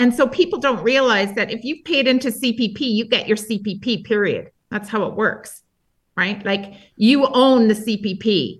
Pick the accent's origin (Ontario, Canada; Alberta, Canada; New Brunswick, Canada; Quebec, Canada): Alberta, Canada; I'm a Canadian first and an Albertan second